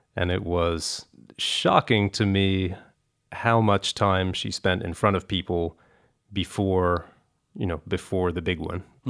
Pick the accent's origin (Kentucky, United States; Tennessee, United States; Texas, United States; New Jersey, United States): Kentucky, United States; I grew up in Kentucky